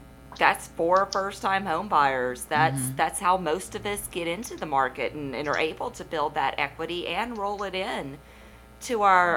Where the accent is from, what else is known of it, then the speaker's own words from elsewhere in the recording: Louisiana, United States; also born or lived in Austin, Texas; now in Texas, United States; I am from Louisiana, okay?